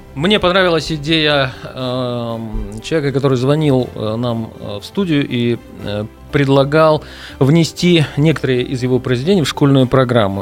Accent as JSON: {"language": "Russian", "town": "Angarsk", "region": "Irkutsk Oblast", "country": "Russia", "moved": "yes", "lives_now": "Irkutsk, Russia", "said": "я давно живу в Иркутске, сам я из Ангарска"}